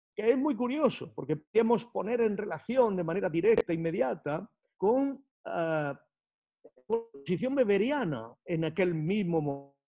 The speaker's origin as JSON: {"language": "Spanish", "country": "Spain", "said": "como pensadores españoles"}